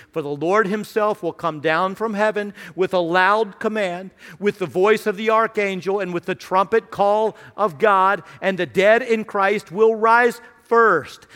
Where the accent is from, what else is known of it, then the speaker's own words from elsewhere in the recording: Radford, Virginia, United States; I grew up in Radford, uh, Radford University, near Virginia Tech